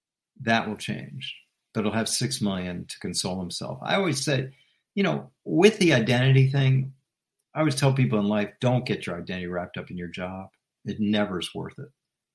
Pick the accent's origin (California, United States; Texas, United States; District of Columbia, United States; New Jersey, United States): District of Columbia, United States; Washington; Let's move to my hometown team. I'm born and raised in Washington, D.C. I've talked to you about this before. Born and raised minutes away from where Daniel Snyder was born and raised.